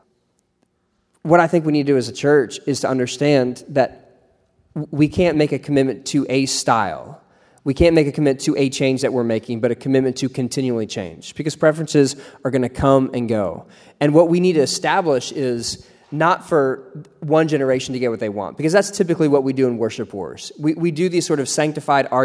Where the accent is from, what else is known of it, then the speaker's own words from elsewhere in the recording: Ohio, United States; where I grew up in Ohio